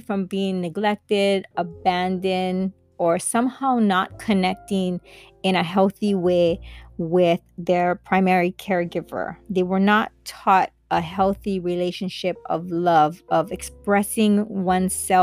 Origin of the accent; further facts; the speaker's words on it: Kailua, Hawaii, United States; I'm from Hawaii, Kailua side. And being brought up on these islands